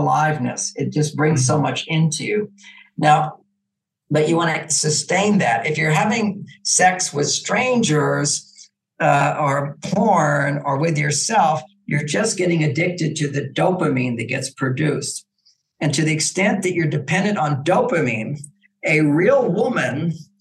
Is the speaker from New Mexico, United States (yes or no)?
no; Texas, United States; I grew up in Texas. I became a cowboy